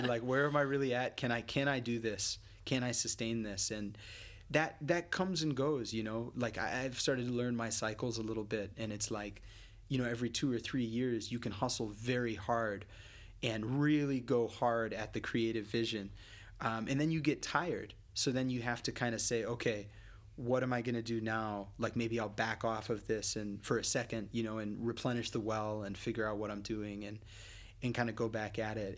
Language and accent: English; United States; as an American